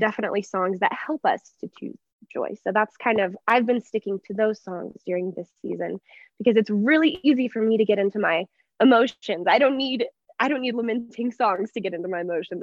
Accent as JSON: {"language": "English", "region": "Texas", "country": "United States", "tie": "born or raised there", "moved": "as an adult", "lives_now": "Denver, United States", "said": "I'm from Texas, but I grew up in the exact same town my entire life"}